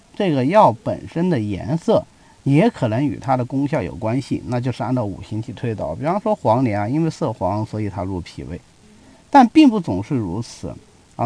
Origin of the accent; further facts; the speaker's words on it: China; 我们中国人有焚香的习惯